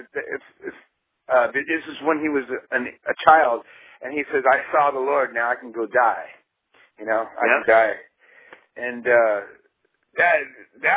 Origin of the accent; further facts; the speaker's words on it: San Diego, California, United States; I'm from San Diego